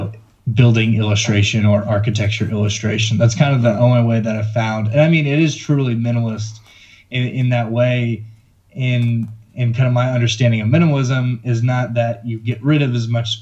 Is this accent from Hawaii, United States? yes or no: no; Lilburn, Georgia, United States; my hometown in Lilburn